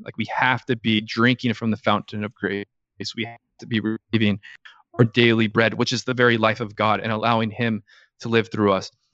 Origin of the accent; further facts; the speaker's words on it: Orange County, Southern California, United States; I grew up in Southern California, so an Orange County kid